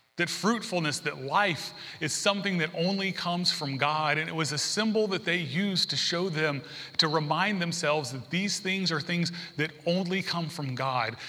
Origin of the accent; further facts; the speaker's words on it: the South, United States; also born or lived in San Diego; now in Alabama, United States; I grew up in the South